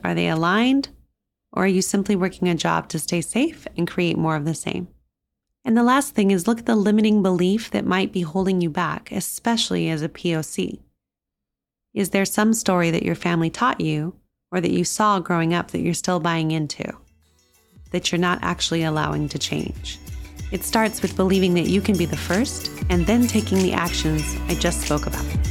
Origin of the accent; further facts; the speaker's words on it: New Mexico, United States; moved away; growing up in New Mexico and coming from one of the poorer states in the US